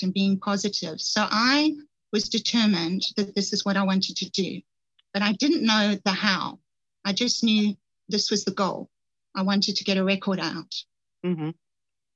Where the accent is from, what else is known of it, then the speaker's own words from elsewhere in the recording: Johannesburg, Gauteng, South Africa; I grew up in Johannesburg, South Africa.